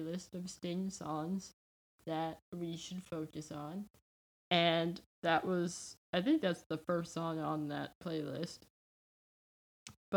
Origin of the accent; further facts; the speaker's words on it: United States; I am American and I live in America